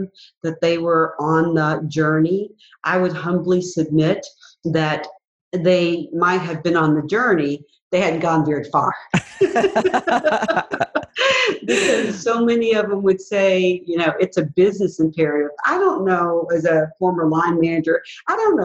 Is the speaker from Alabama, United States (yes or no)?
yes; Mobile, Alabama, United States; growing up in Mobile, Alabama